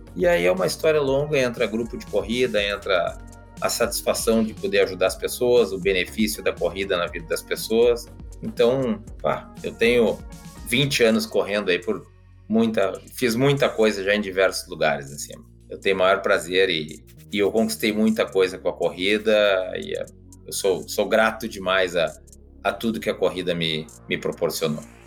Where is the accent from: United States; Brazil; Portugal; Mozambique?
Brazil; Porto Alegre, Rio Grande do Sul; que nem a gente diz lá no, no, Rio Grande do Sul, porque afinal de contas eu sou de, de Porto Alegre